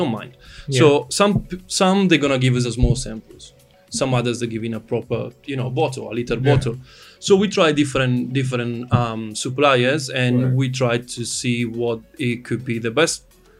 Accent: Italy; English is a second language; moved away as an adult; also born or lived in Australia; I'm from Italy

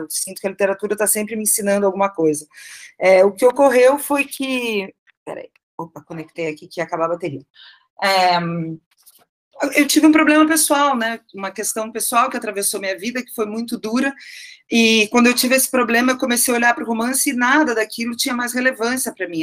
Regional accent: Curitiba, Paraná, Brazil; moved away as an adult; also born or lived in São Paulo; now in Curitiba, Brazil; eu fui criada no Sul

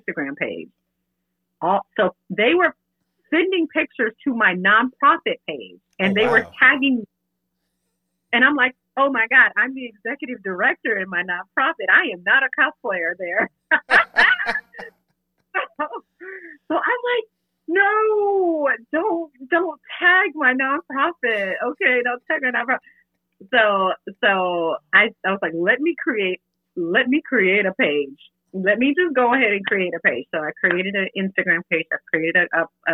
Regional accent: Augusta, Georgia, United States; We're both from Augusta, Georgia, and we both went to the same high school.

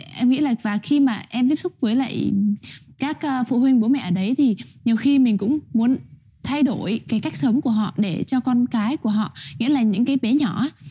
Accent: Vietnam; moved away; người con của giáo sứ Tân Hải, giáo phận Long Xuyên

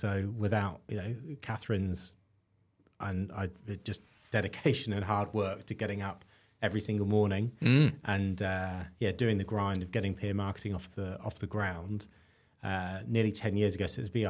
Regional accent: London, United Kingdom; also born or lived in South Wales; now in Australia; So originally West London, but moved all around the UK. So West London, East London, and then out into the sticks, and then ended up at university in South Wales

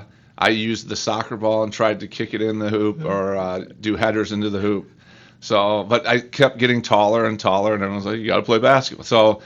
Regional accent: Canton, Michigan, United States; I grew up in Canton. So I went to Canton High School and went to Plymouth Canton Schools, first grade through senior year.

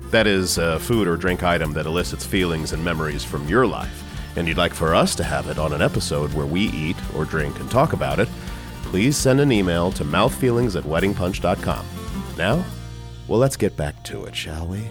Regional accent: San Antonio, Texas, United States; we're from San Antonio

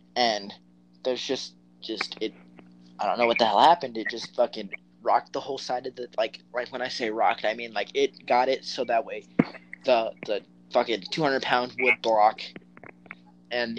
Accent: Las Vegas, Nevada, United States; I was born and raised here in Vegas

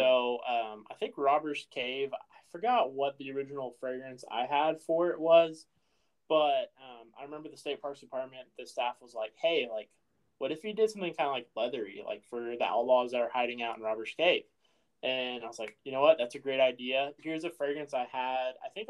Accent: Oakey, Midwest, United States; I think growing up in Oakey, I was always kind of not peeved

